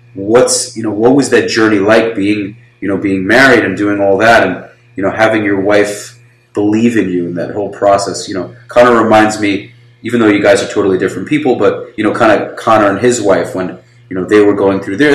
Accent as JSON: {"language": "English", "region": "New York", "country": "United States", "tie": "born or raised there", "also_born_or_lived": "Florida", "moved": "yes", "said": "I was born in America"}